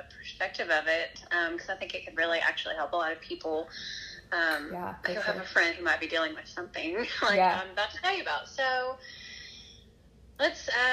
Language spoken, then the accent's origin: English; Nashville, Tennessee, United States; moved away as an adult; now in West Tennessee, United States; I'm originally from Nashville. I actually grew up there